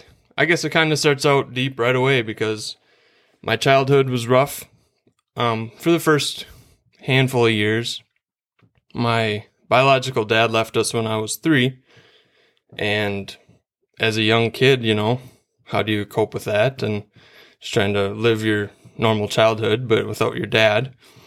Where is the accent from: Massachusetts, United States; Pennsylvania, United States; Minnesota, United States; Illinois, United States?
Minnesota, United States; Starbuck; So I grew up in Starbuck, Minnesota. That's out west towards Alexandria, Glenwood area. Minnewaska High School was where I went, and I'm the middle of three boys